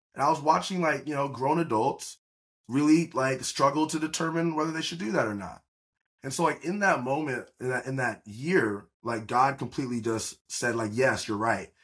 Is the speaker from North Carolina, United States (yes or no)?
no; Atlanta, Georgia, United States; moved away as an adult; also born or lived in Auburn, Alabama / Malibu, California; now in California, United States; I was raised in Atlanta, Georgia.